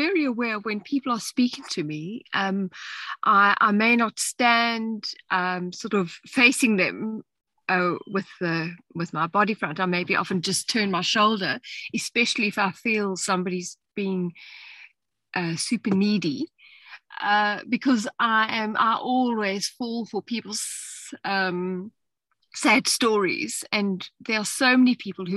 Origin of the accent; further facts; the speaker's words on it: South Australia, Australia; I'm from South Australia. And I live in a little town in the Barossa with three children.